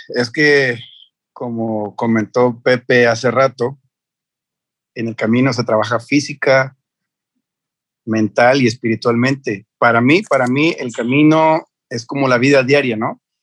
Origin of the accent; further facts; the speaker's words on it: Mexico; para que vieran que era mexicano